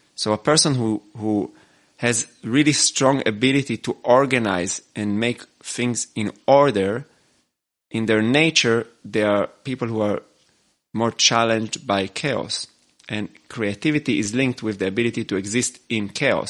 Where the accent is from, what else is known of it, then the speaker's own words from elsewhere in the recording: Israel; moved away as an adult; now in Austria; I was born in Israel and I, and now I, have been living in Austria for 12 years